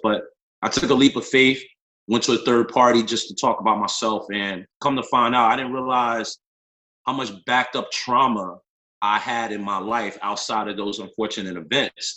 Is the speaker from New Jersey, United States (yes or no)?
yes; North New Jersey, United States; I'm born and raised in North New Jersey.